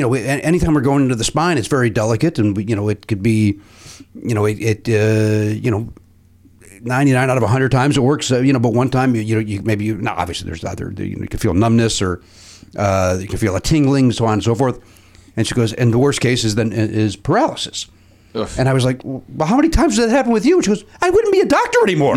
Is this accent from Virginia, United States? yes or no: no; Chicago, Illinois, United States; accent: Chicago; my Chicago accent